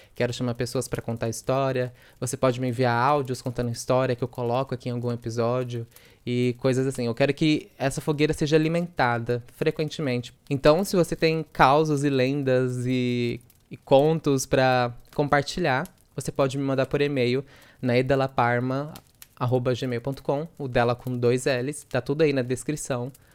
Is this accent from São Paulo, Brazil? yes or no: yes; interior of São Paulo, Brazil; accent: interior São Paulo accent with retroflex R (R puxado); sou do interior de São Paulo, interior mesmo com R puxado